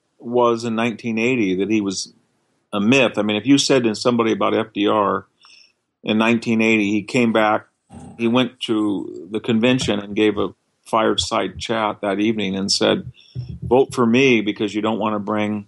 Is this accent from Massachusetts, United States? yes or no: no; California, United States; as a Californian